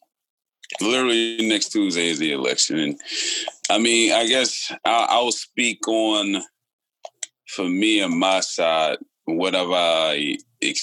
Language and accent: English; United States; as American people